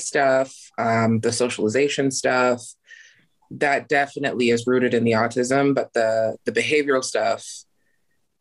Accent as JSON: {"language": "English", "region": "Idaho", "country": "United States", "tie": "born or raised there", "said": "I was born and raised in Idaho and I'm still here."}